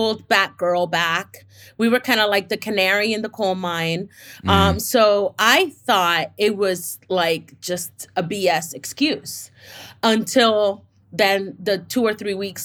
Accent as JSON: {"language": "English", "town": "Miami", "region": "Florida", "country": "United States", "moved": "yes", "said": "I come from the East Coast and Miami, you know, shout out to 305."}